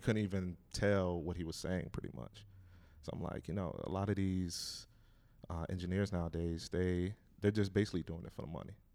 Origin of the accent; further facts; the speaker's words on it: Hampton, Virginia, United States; moved away as an adult; also born or lived in Detroit, Michigan / Wilson, North Carolina; now in North Carolina, United States; moved to Hampton, Virginia, and I grew up most of my life there.